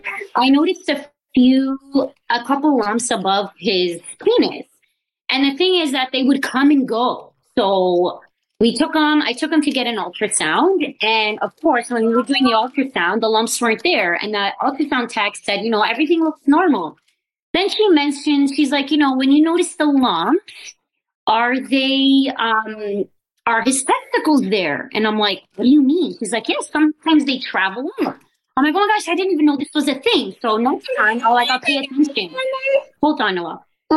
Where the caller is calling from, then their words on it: Hamilton, Ontario, Canada; I'm from Hamilton, Ontario, Canada.